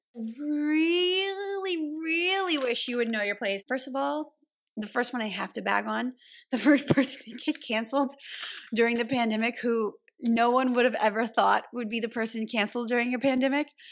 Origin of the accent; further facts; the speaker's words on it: Louisiana, United States; I grew up in Louisiana